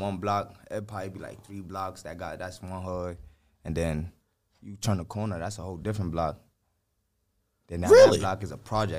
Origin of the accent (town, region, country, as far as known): New York City, New York, United States; born or raised there